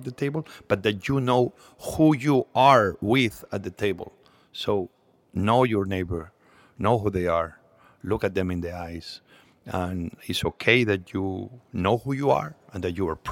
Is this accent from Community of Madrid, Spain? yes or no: no; Catalonia, Spain; English is a second language; moved away as an adult; also born or lived in Asturias, Spain; now in United States; We moved to Catalonia very early on